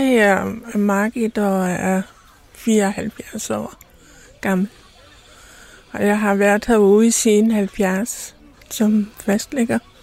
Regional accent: Randers, Central Denmark Region, Denmark; Jeg kommer fra Randers. Og vi har boet i Randers i, i mange år

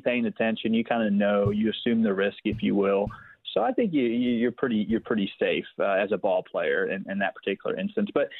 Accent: Philadelphia, Pennsylvania, United States; I grew up in Philadelphia, the city of brotherly love

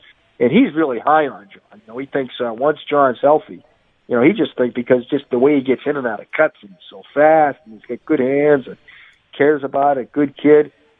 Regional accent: Boston, Massachusetts, United States; And since I'm from Boston

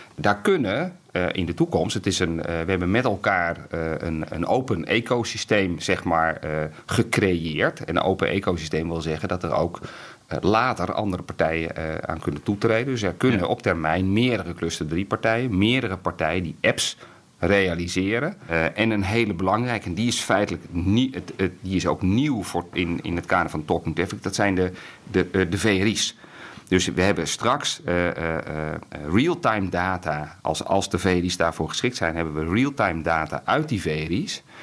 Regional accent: Netherlands; ons Nederland

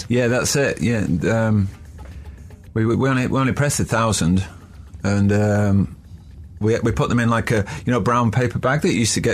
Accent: Manchester, North West England, United Kingdom; Being a Mancunian

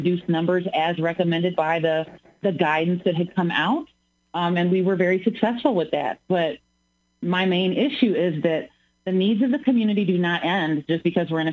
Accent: Springfield, Illinois, United States; I was born and raised here in Springfield.

